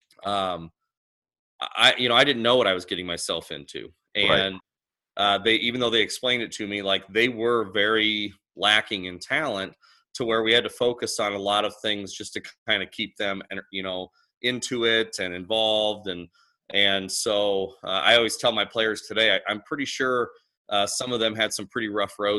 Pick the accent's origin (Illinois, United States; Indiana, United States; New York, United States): Illinois, United States; now in Council Grove, United States; I'm actually originally from Illinois